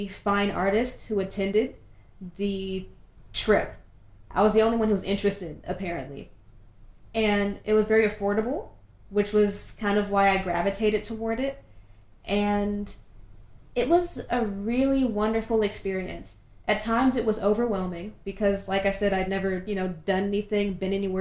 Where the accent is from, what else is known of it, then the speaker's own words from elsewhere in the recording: Richmond, Virginia, United States; accent: American; moved away as an adult; now in Doha, Qatar; I am from Richmond, Virginia in the US